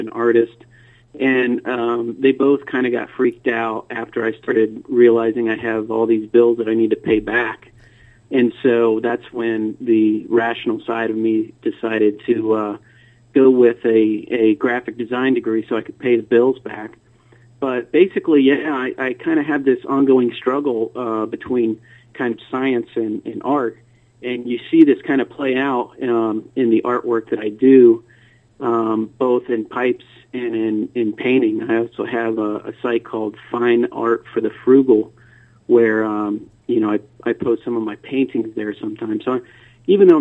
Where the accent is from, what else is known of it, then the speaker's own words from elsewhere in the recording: DeLand, Florida, United States; moved away as an adult; also born or lived in Savannah, Georgia; I grew up in a little town called DeLand, Florida.